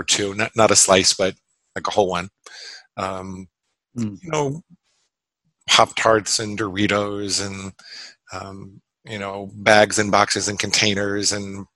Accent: Great Neck, New York, United States; moved away as an adult; also born or lived in Syosset, New York / New Hampshire; now in Florida, United States; I grew up in a little town called Great Neck on Long Island

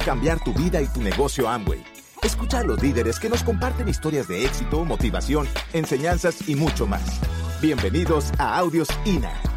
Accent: Venezuela; nosotros los venezolanos

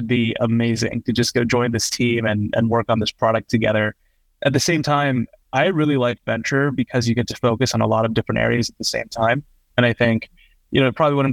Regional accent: Bay Area, California, United States; I grew up in the Bay Area

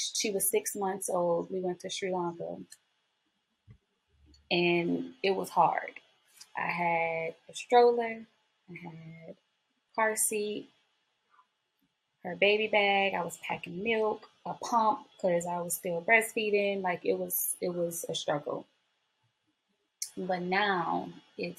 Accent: New Orleans, Louisiana, United States; now in Houston, United States; I'm from New Orleans.

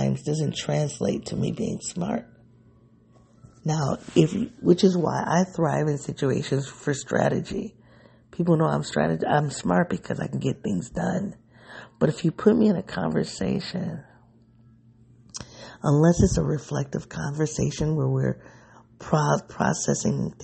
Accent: United States; I live in one of the most segregated cities in the country. So I don't think the black experience that I've had living, growing up in this city

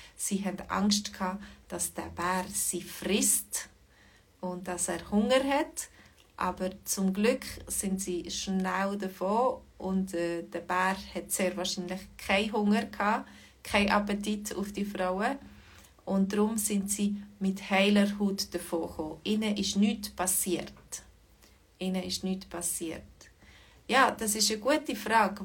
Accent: Switzerland; accent: mix of Lucerne, Bern and Zurich German; mein Dialekt ist so eine Mischung zwischen ähm, Luzern, Bern und Zürichdeutsch.

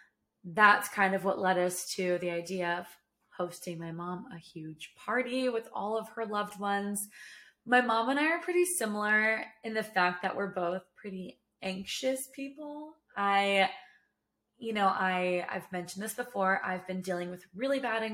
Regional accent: Sacramento, California, United States; now in Texas, United States; Originally, I'm from Sacramento. My whole family's from Sacramento

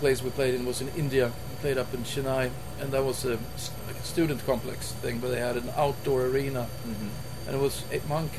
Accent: Sweden; We're from Sweden.

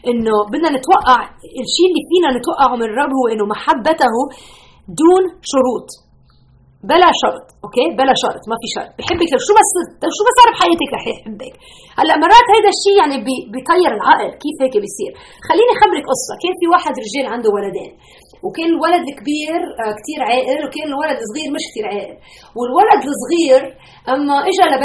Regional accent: Lebanon; now in United States; انا بتذكر من 30 سنه هربنا من لبنان نحن وجينا على امريكا

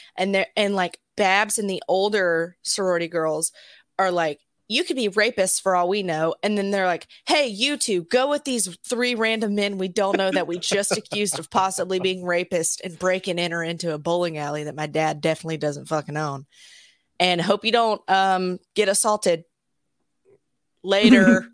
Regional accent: Alabama, United States; I grew up in Alabama

